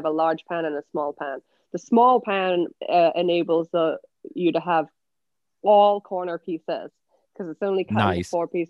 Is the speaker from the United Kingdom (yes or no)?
yes; England, United Kingdom; accent: English; also born or lived in Canada / Switzerland; now in United States; My accent's from England, and I spent most of my life in the US and Canada, and also did a stint, a 5-year stint in Switzerland, where I went to an English international school. So that accent's a bit all over the place.